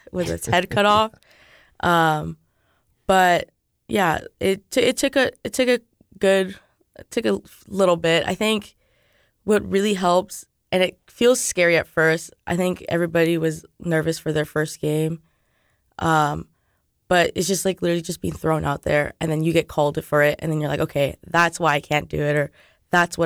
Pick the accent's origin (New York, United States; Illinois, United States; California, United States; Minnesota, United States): California, United States; moved away as an adult; now in Lawrence, United States; I'm from California, so I don't even know anybody here in Lawrence or in Kansas